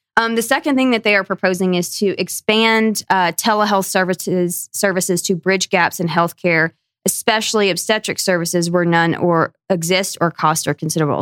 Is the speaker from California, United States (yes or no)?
no; Northwest Georgia, United States; also born or lived in Tennessee; I grew up in Northwest Georgia, up in the mountains, right along the Tennessee Georgia line